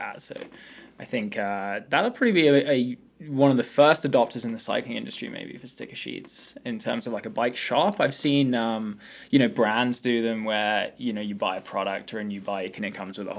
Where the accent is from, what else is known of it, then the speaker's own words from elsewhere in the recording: England, United Kingdom; moved away; as an Englishman